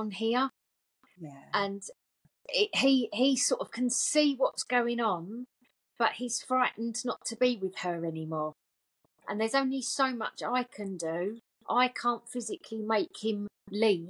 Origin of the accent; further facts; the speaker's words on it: Essex, East of England, United Kingdom; I'm obviously from Essex, as you can hear in the voice.